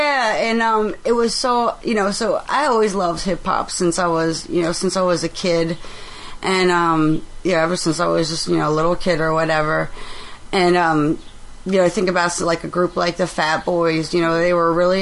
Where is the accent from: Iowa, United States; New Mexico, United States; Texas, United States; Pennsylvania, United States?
Pennsylvania, United States; I'm from Pennsylvania